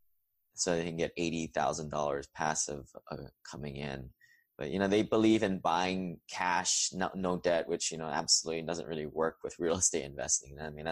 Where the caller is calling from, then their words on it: Huntsville, Alabama, United States; And I am recording from Huntsville, Alabama today.